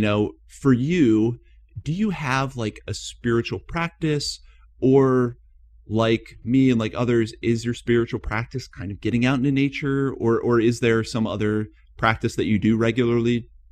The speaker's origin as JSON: {"language": "English", "region": "East Coast of the United States", "country": "United States", "moved": "yes"}